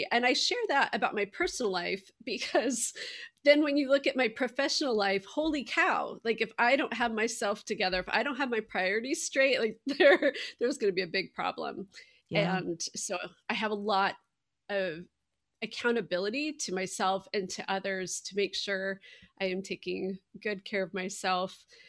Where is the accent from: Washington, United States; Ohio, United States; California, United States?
Washington, United States; Seattle; now in Indianapolis, United States; So I am based in Indianapolis, but I grew up in Seattle and spent a long time in Washington, D.C.